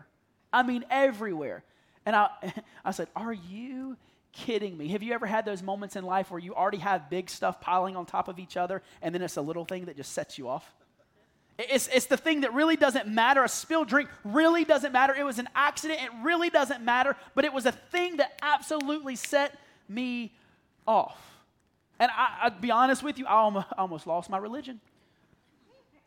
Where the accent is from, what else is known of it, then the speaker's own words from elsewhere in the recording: the South, United States; I'm from the South